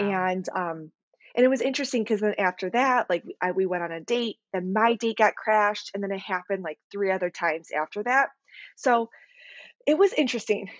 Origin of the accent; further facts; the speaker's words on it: Chicago, Illinois, United States; I'm from Chicago, Illinois